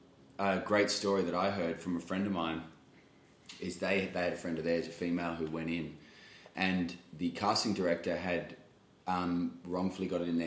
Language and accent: English; Australia; accent: Australian